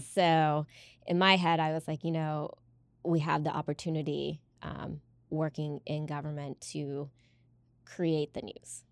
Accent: United States; growing up in America

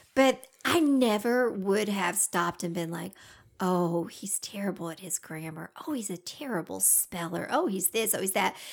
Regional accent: Georgia, United States; accent: Southern

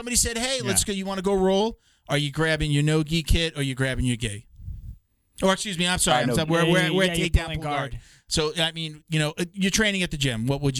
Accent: Long Island, New York, United States; I grew up on Long Island

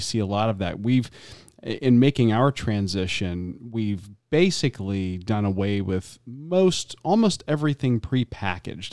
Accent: the South, United States; growing up in the South

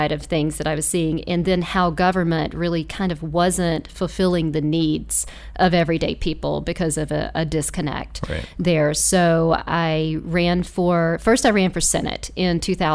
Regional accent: Lancaster, South Carolina, United States; I grew up in Lancaster. Both my parents are from Lancaster and their parents are from Lancaster

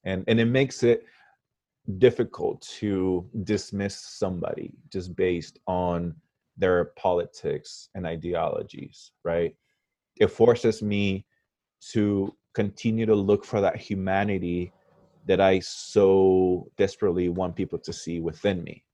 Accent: Parral, Chihuahua, Mexico; moved away; also born or lived in Ulysses, Kansas, United States; Parral, where I grew up, I, I really grew up with the mentality of being a small town guy. But then I moved from Parral to Ulysses Kansas

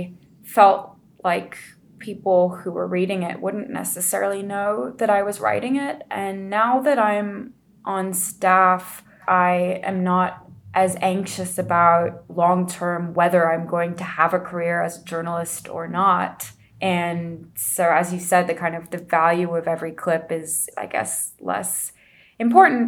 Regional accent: United States; as an American

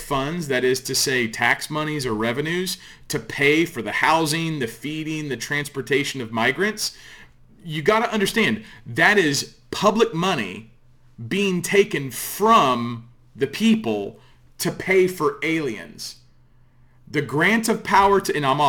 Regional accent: United States; I'm an American

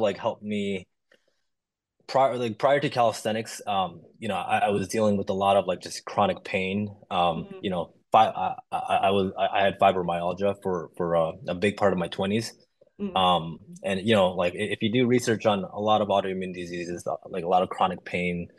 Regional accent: Chicago, Illinois, United States; being a minority growing up in Chicago

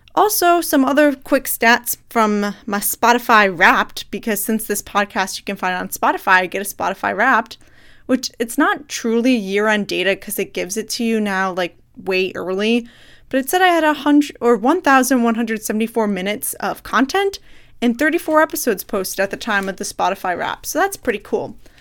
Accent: United States; I'm American

